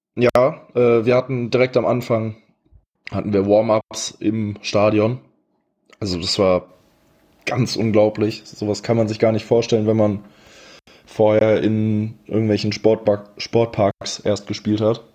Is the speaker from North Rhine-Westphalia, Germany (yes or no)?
yes; Ratingen, North Rhine-Westphalia, Germany; ich bin 21, ich komme aus Rating, Nähe von Düsseldorf